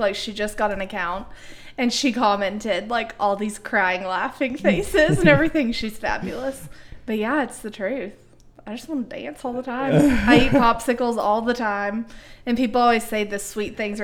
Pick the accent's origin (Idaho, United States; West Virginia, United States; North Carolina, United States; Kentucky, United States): Kentucky, United States; Nicholasville; also born or lived in Lexington, Kentucky; I was born and raised in Nicholsville, Kentucky, so right down the road from where we are now